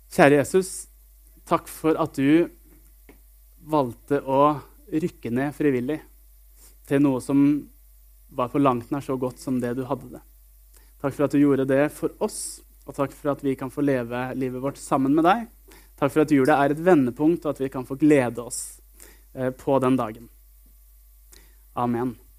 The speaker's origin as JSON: {"language": "Norwegian", "town": "Sarpsborg", "region": "Østfold", "country": "Norway", "moved": "yes", "lives_now": "Jørpeland, Norway", "said": "jeg bor på Jørpeland, og så kommer jeg fra en by som heter Sarpsborg. Eh, og et lite sted som heter Greåker"}